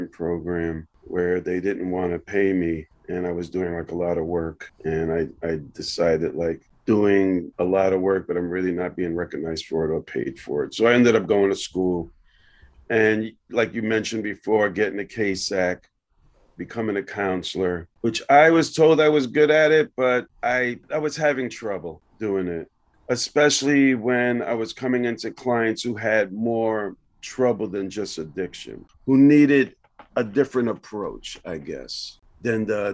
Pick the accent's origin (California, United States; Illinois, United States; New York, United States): New York, United States; New York City; I grew up on the Lower East Side of Manhattan